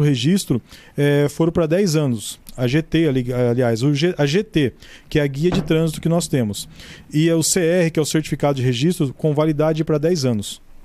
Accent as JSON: {"language": "Portuguese", "town": "Mirassol", "region": "São Paulo", "country": "Brazil", "tie": "born or raised there", "said": "minha cidade natal"}